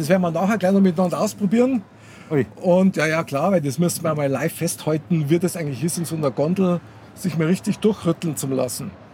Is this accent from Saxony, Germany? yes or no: no; Munich, Bavaria, Germany; ich bin echter Münchner Kindl